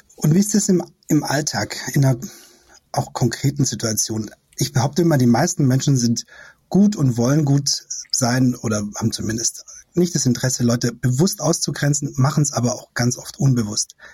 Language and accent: German; Esslingen district, Baden-Württemberg, Germany; now in Berlin, Germany; Ich komme aus dem Kreis Esslingen